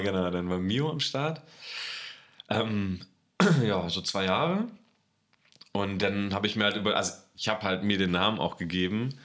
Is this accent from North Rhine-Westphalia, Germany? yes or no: no; Berlin, Germany; in die Vorstadt von Berlin, äh, nach Berlin-Spandau, da bin ich aufgewachsen